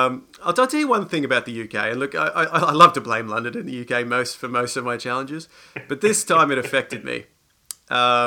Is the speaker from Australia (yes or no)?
yes; Australia; moved away; I grew up in Australia.